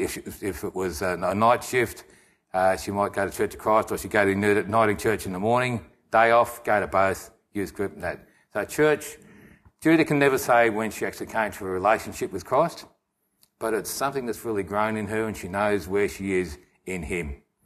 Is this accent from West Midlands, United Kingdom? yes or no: yes; Nuneaton, West Midlands, United Kingdom; moved away; I was born in England, a place called Nuneaton.